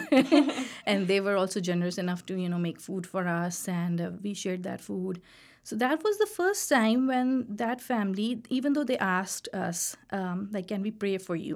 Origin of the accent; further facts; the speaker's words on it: Pakistan; moved away as an adult; also born or lived in Carbondale, Illinois; now in Iowa, United States; we are from Pakistan